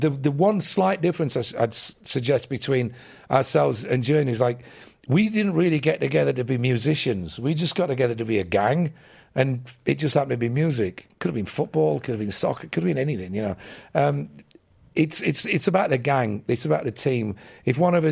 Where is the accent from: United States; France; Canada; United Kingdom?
United Kingdom; England; as an English kid